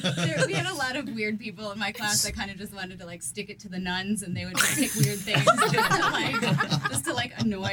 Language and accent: English; Toledo, Ohio, United States; moved away as an adult; now in Westerville, United States; I'm originally from Toledo.